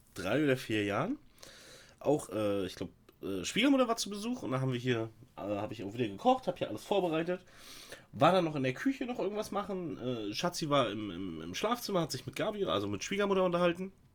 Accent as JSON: {"language": "German", "region": "East Germany", "country": "Germany", "said": "bin halt kein Wessi"}